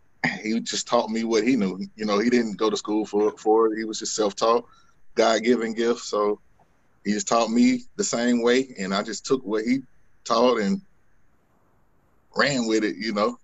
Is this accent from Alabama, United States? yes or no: yes; Montgomery, Alabama, United States; I'm from Montgomery.